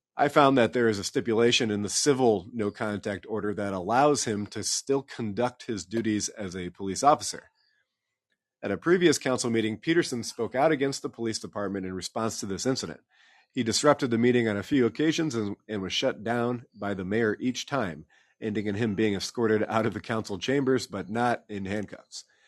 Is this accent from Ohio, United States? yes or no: no; Iowa City, Iowa, United States; now in Des Moines, United States; I'm from Iowa City originally, read the Gazette a lot